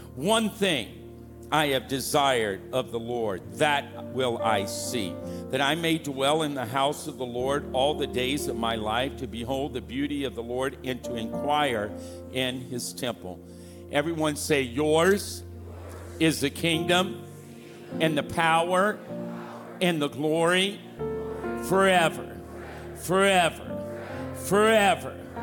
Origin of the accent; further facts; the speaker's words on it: Louisiana, United States; now in California, United States; I'm from Louisiana